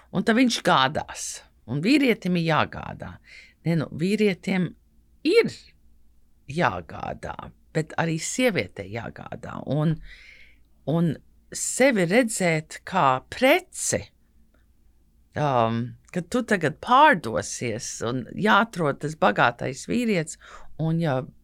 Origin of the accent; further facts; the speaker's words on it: United States; now in Latvia; kad uzaugu Amerikā